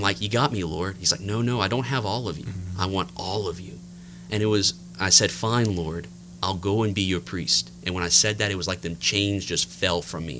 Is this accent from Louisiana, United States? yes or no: yes; New Iberia, Louisiana, United States; I'm uh, thoroughly from the Lafayette area. I grew up in New Iberia